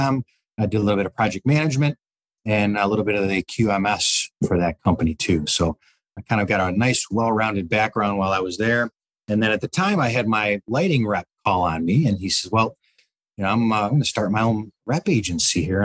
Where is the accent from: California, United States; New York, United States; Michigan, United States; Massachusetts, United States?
Michigan, United States; Detroit; I grew up in Detroit, Michigan, a little bit north, Troy, Bloomfield Hills, that kind of area